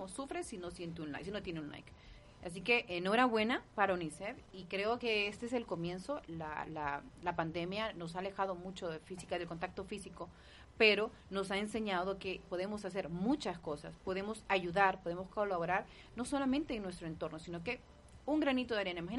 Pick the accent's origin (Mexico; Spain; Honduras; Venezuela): Honduras; yo soy de Honduras